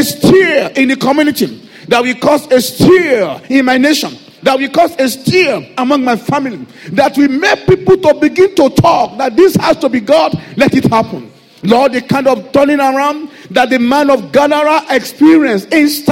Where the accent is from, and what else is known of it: Nigeria; accent: Nigerian English; English is a second language; now in United Kingdom